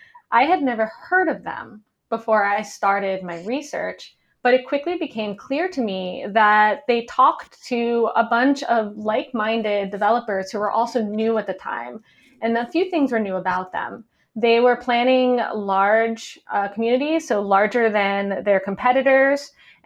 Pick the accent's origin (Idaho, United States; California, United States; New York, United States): New York, United States; New York City; I grew up in New York City